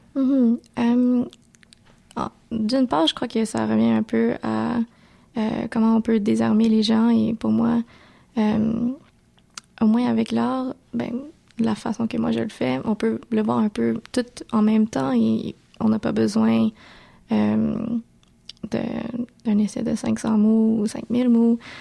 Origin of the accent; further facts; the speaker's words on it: Montreal, Quebec, Canada; si je disais Montréal